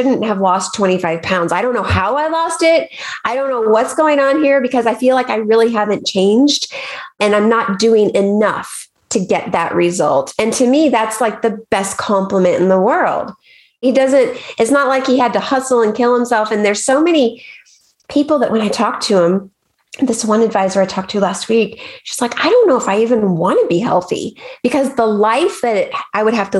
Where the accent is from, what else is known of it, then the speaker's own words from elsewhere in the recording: Arkansas, United States; I grew up in Arkansas and there's the mighty Mississippi River